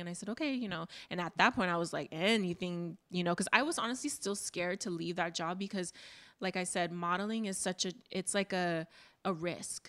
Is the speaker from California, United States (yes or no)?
yes; Oxnard, California, United States; I go Oxnard